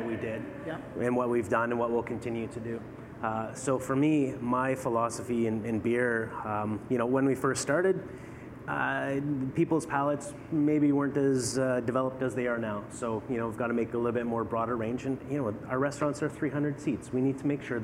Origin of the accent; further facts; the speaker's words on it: British Columbia, Canada; now in Ottawa, Canada; I grew up in BC on the West Coast